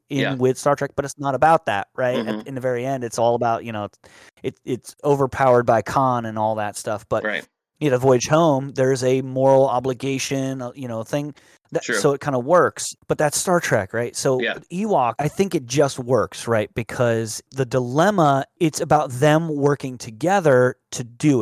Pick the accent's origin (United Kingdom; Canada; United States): United States; Paterson, New Jersey; I grew up in Paterson, New Jersey, and everyone knew that you don't go into Paterson.